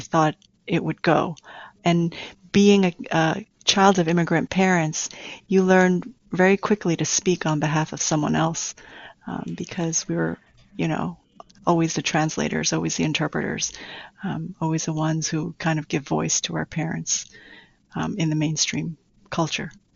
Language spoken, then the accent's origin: English; New York City, New York, United States; also born or lived in Taiwan; I grew up in Queens all my life.